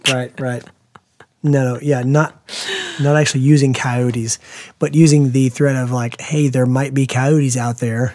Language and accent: English; United States; as an American parent